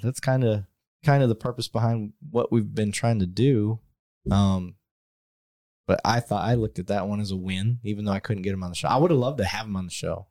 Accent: Flint, Michigan, United States; moved away; growing up in Flint

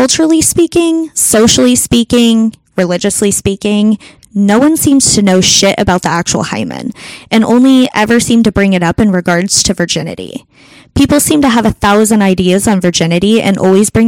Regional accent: United States; I'm an American woman in 2020 now.

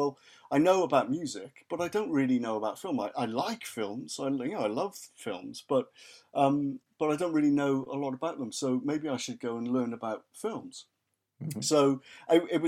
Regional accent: Haverfordwest, Wales, United Kingdom; moved away; I was born in West Wales, raised in West Wales. So my hometown is Haverford West, and if you want to get really, really specific, Merlin's Bridge. So that's where I grew up.

